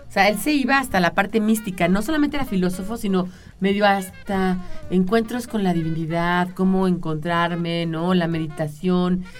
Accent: Mexico City, Mexico; yo nací en la colonia, yo nací en la colonia Granada, en el Sanatorio Español que está ahí en el Ejército Nacional

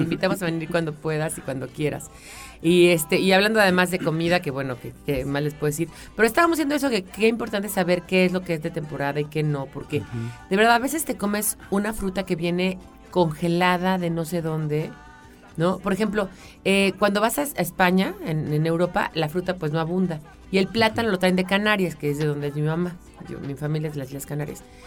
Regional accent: Mexico City, Mexico; tú y yo somos chilangos

